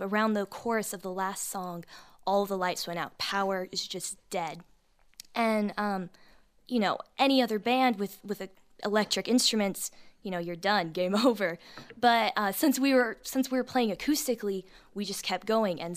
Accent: Texas, United States; I grew up in Texas

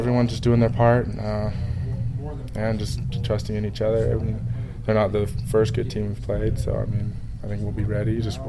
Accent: Ohio, United States; moved away as an adult; now in Utah, United States; I grew up in Ohio.

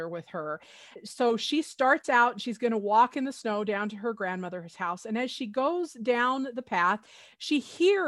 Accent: Utah, United States; When I was growing up in Utah

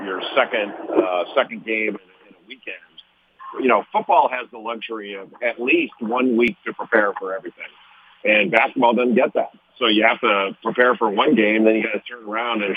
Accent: Los Angeles, California, United States; I grew up in Los Angeles

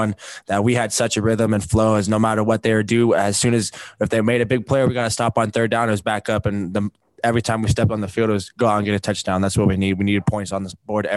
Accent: Provo, Utah, United States; being able to come back to my hometown right where I grew up. I grew up right next to Kiwanis Park in the Tree Street. So I've been in BYU's backyard for a long time

